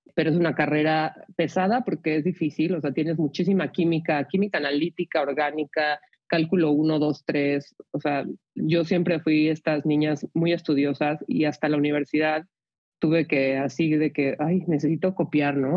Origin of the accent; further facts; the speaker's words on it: Mexico City, Mexico; yo nací y crecí en la Ciudad de México